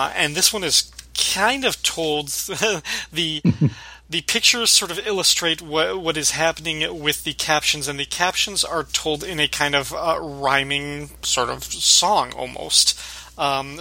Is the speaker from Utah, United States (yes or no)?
no; Illinois, United States; growing up in Illinois, just a little bit to the south of you